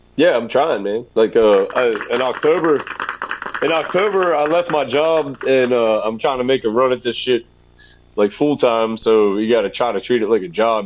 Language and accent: English; Adams County, Pennsylvania, United States; I come from a little place where like nobody gives a shit that Pride. I come from here, but I'm I'm proud of it